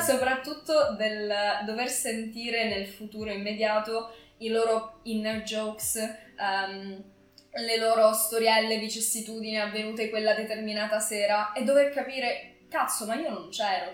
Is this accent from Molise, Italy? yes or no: no; Cosenza, Calabria, Italy; moved away as an adult; now in Milan, Italy; sono nata a Cosenza ma vivo a Milano da tre anni